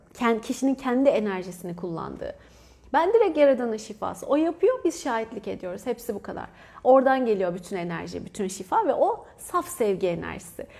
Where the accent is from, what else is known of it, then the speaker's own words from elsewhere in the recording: Antalya, Turkey; moved away; Ben Antalyalıyım